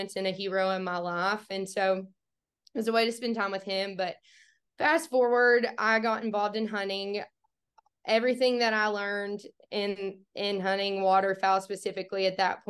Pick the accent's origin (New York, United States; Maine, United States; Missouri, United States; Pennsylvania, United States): Missouri, United States; Bootheel; I grew up in the Boot Hill, Missouri, absolutely as far south in the Boot Hill as you can get